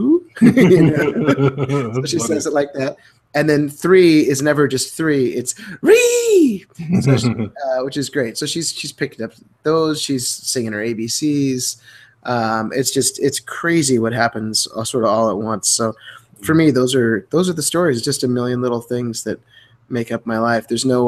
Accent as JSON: {"language": "English", "region": "Midwest", "country": "United States", "said": "we're both from the Midwest."}